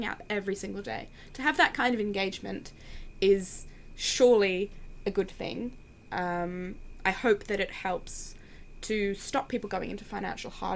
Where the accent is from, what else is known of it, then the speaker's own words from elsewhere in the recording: Australia; I'm from Australia